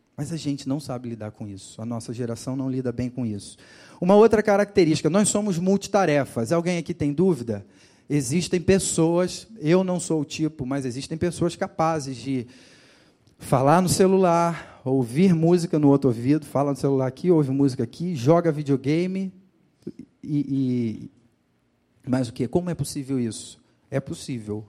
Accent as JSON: {"language": "Portuguese", "region": "Rio de Janeiro", "country": "Brazil", "moved": "yes", "said": "no litoral do Rio de Janeiro, de onde eu sou. Quem não me conhecia já, já sabe que eu sou de lá, né? por, por conta do meu sotaque"}